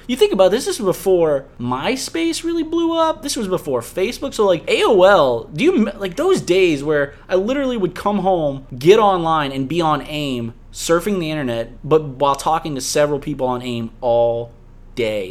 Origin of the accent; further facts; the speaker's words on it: Harvey, Louisiana, United States; we both grew up on the West Bank. I grew up in Harvey